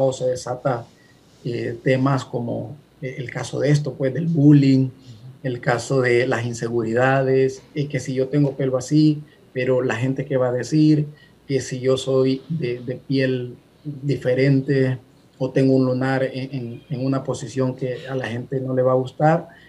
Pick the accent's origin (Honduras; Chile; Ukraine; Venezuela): Honduras; moved away as an adult; now in California, United States; hondureño, ¿verdad? radicando en Estados Unidos, en este caso en California, hace tres años y mis padres eh, son hondureños